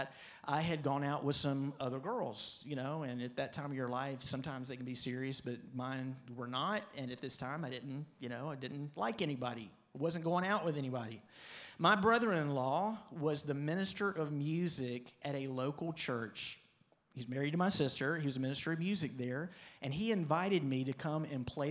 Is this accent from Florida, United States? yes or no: yes; Pensacola, Florida, United States; also born or lived in Birmingham, Alabama; This was all in Pensacola. We were growing up in Pensacola